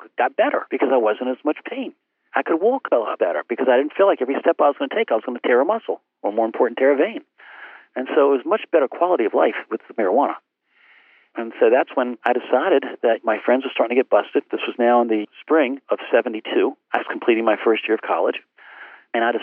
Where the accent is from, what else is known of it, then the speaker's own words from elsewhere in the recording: Portsmouth, Virginia, United States; homebound teaching in Portsmouth, my hometown